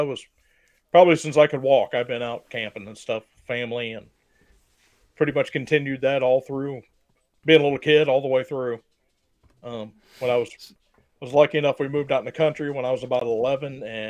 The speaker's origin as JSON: {"language": "English", "area": "Morgan Monroe area", "region": "Indiana", "country": "United States", "tie": "born or raised there", "said": "I grew up camping out in Morgan Monroe and just family camping trips and stuff like that. And where I live now has grown up a lot. But back when I was a kid, it was nothing but farmland and woods around me."}